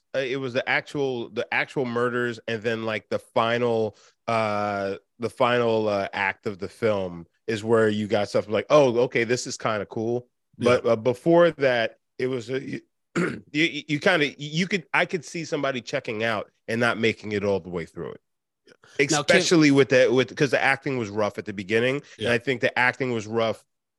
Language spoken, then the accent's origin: English; Long Island, New York, United States; I grew up on Long Island